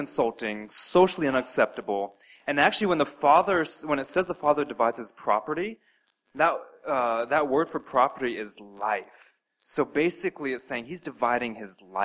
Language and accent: English; Albuquerque, New Mexico, United States; moved away; I spent some very formative years of my life growing up in Albuquerque, New Mexico.